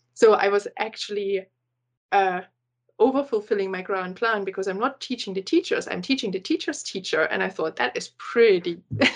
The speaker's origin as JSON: {"language": "English", "country": "Germany", "second_language": "English", "moved": "as an adult", "lives_now": "Glasgow, United Kingdom", "said": "I'm from Germany, as you might be able to hear"}